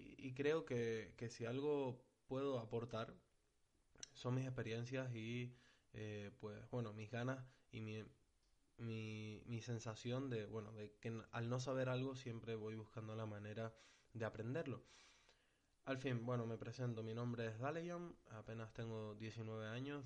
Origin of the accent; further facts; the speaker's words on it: Tenerife, Canary Islands, Spain; yo soy de Tenerife